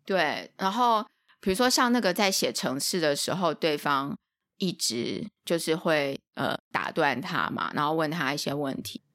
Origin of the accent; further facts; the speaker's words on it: Taiwan; 我们是台湾来的